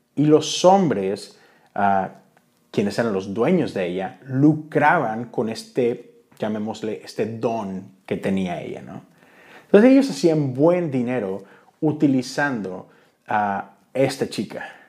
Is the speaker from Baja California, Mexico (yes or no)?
no; Monterrey, Nuevo León, Mexico; Yo soy de Monterrey